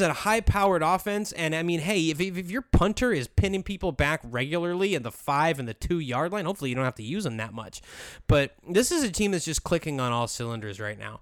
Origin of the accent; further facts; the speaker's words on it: New Hampshire, United States; moved away; also born or lived in Jacksonville, Florida; I grew up in New Hampshire